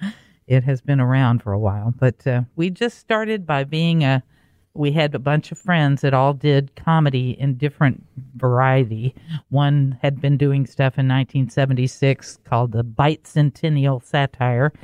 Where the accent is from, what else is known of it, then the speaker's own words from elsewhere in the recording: Fort Worth, Texas, United States; also born or lived in Los Angeles / Dallas; now in Austin, United States; I grew up in Fort Worth